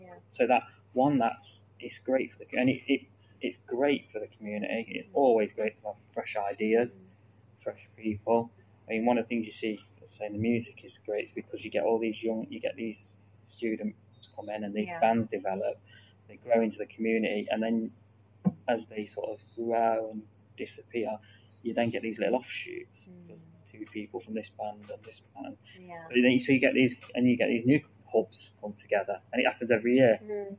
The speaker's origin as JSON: {"language": "English", "town": "Stapleford", "region": "East Midlands", "country": "United Kingdom", "tie": "born or raised there", "said": "I grew up in Stapleford"}